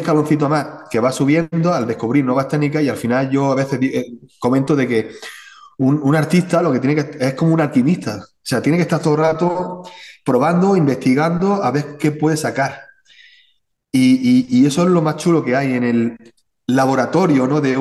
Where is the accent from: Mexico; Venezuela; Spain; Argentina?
Spain; al final yo soy español, ¿no? Y al final la escuela española, pues está Murillo, está Velázquez, ¿vale? Está Goya.